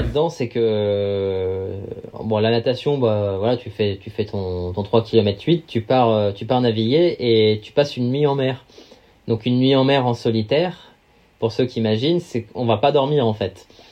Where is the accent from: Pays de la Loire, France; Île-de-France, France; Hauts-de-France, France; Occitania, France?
Île-de-France, France; Val-d'Oise, Paris region; j'ai grandi dans le Val d'Oise, en région parisienne